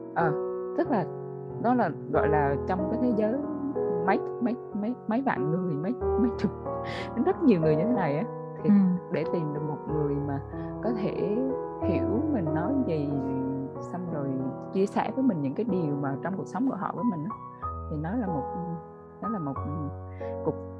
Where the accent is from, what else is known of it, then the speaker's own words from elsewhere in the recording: Central Vietnam, Vietnam; accent: Central Vietnamese; mình là người ở miền Trung á nên là nhiều hồi có thể là trong cái cuộc nói chuyện mình lỡ nói giọng miền Trung